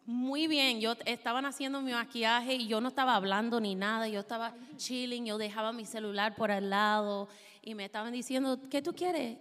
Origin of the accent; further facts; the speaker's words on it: Minnesota, United States; Spanish is a second language; Yo soy de Minnesota.